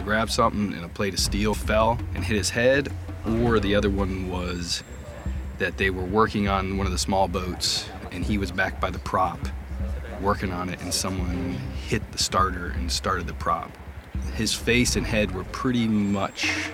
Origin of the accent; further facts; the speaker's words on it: Conneaut, Ohio, United States; I'm originally from Conneaut, Ohio.